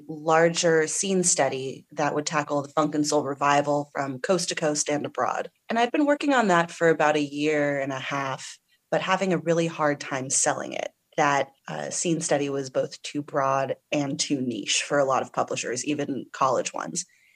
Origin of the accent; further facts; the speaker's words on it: California, United States; So I grew up in the San Francisco Bay Area, and I love oldies.